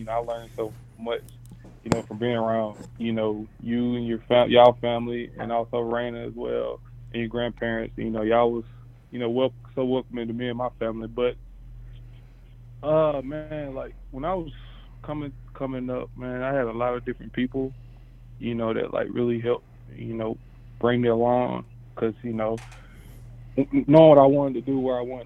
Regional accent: South Carolina, United States; I'm from South Carolina

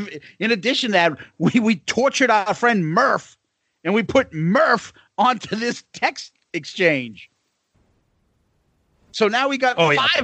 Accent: Boston, Massachusetts, United States; moved away; we're originally from Boston

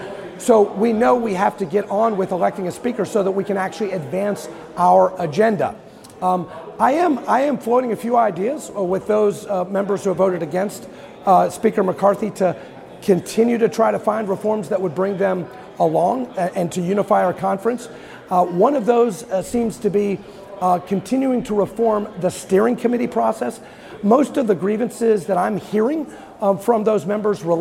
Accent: Kentucky, United States; I'm from Kentucky

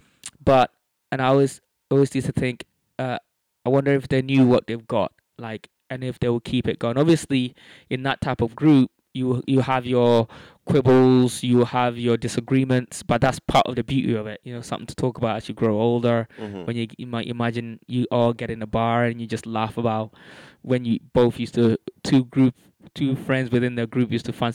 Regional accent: London, United Kingdom; So when growing up in London, there was a core group of us, all kind of Africans, football mad, party together, jam together, argue together.

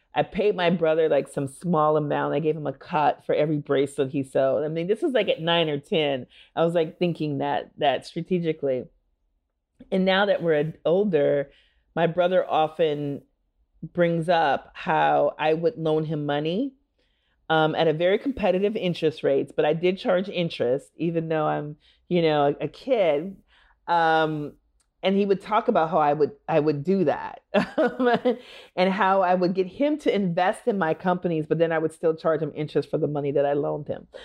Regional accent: Minneapolis, Minnesota, United States; moved away; I am from Minneapolis and went to elementary school about a half a mile or so

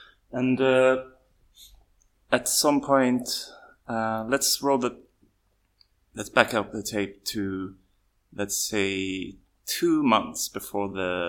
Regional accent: Sweden; English is a second language; now in Xiamen, China; I come from Sweden. So if at any time during this interview where you feel like, what's wrong with his English, please have some... you will understand that I'm not a native English speaker, but I'm doing my best.

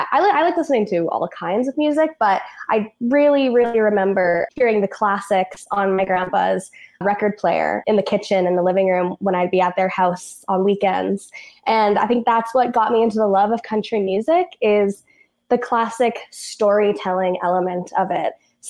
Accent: Elk Point, Alberta, Canada; moved away; I grew up in a really tiny town in northern Alberta called Elk Point. There's about 1,500 people that live there, probably less now.

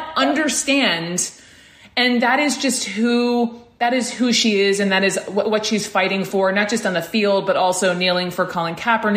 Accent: Georgia, United States; Georgia, my home state

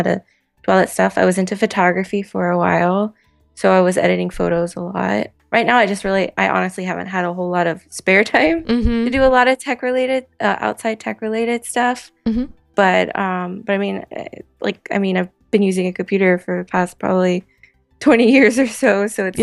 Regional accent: Florida, United States; moved away as an adult; now in Boston, United States; grew up in a small Florida town and kind of moved around Florida a lot

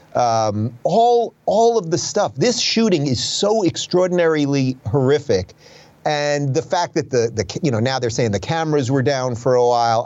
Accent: Long Island, New York, United States; moved away as an adult; also born or lived in Brooklyn, New York / Manhattan, New York / Los Angeles, California; now in Miami, United States; I was born in Brooklyn, spent my first couple years there. Then I grew up in the suburbs in Long Island

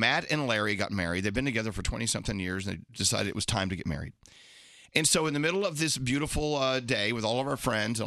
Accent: Scotland, United Kingdom; I'm Scottish. I'm a Scottish drunk

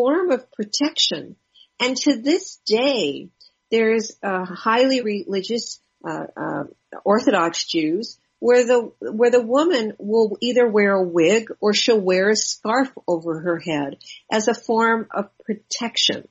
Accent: Los Angeles, California, United States; I grew up in West

